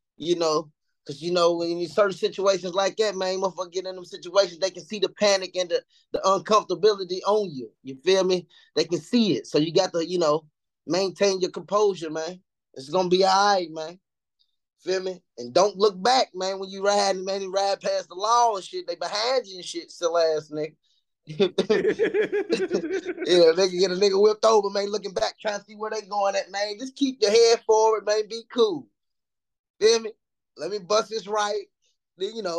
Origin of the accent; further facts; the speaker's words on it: Louisville, Kentucky, United States; I'm from Louisville, Kentucky, man. I'm 37, man. I'm from the East End. I'm from the East End of Louisville.